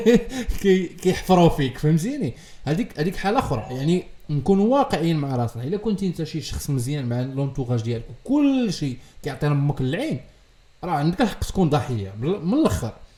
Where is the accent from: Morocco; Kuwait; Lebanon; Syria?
Morocco; حنا كمغاربه